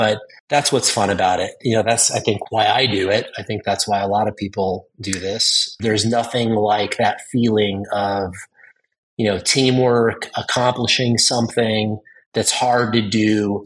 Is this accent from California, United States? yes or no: yes; Southern California, United States; Growing up in Southern California